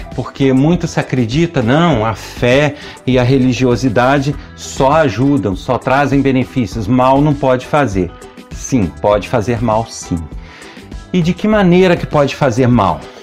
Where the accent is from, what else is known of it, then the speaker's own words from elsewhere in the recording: Nova Friburgo, Rio de Janeiro, Brazil; da terra onde eu nasci, de Nova Friburgo, estado do Rio de Janeiro